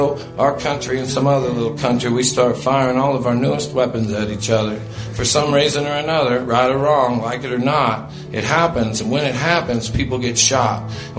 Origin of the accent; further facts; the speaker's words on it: Portland, Oregon, United States; I come from Portland, Oregon, banned from my hometown